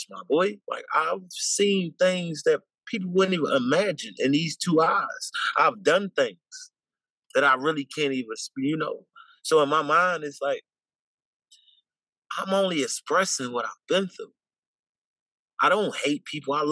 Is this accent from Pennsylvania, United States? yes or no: yes; Philadelphia, Pennsylvania, United States; I'm from South Philly, Philadelphia, born and raised